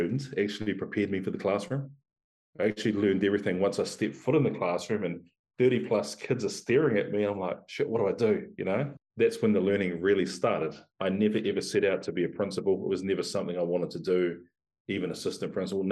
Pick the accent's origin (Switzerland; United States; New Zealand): New Zealand; I was actually brought up middle class, Pākehā, or middle class New Zealand European